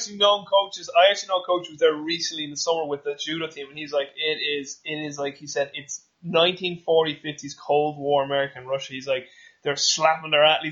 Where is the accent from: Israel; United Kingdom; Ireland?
Ireland; Dublin, Leinster; I won't say like I'm from Ireland or Dublin